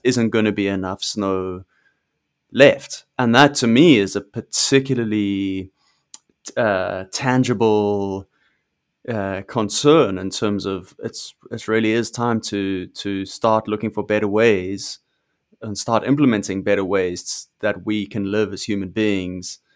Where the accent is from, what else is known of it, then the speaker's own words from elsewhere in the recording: South Africa; I'm South African, I grew up in, in South Africa